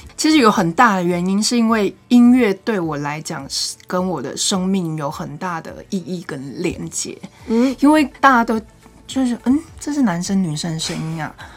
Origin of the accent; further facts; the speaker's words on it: Nantou County, Taiwan; moved away as an adult; also born or lived in northern Taiwan; 因为我是南投人嘛，我大学我就到北部念书